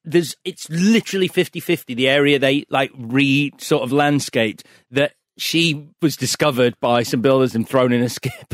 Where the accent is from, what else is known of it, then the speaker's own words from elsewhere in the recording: Leeds, Yorkshire and the Humber, United Kingdom; the house I grew up in Leeds.